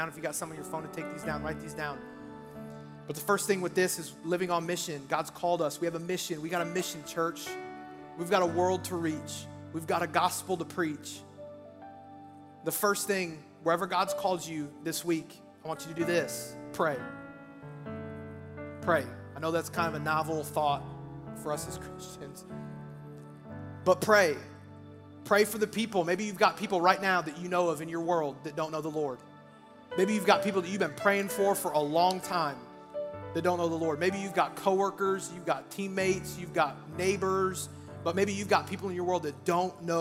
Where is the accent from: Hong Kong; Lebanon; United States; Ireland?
United States; Iowa; I'm from Iowa. I used to work at a place after I graduated high school